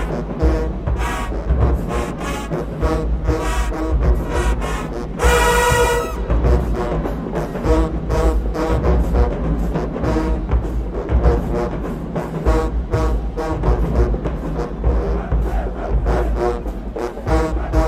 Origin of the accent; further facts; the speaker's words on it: Texas, United States; I'm from Texas.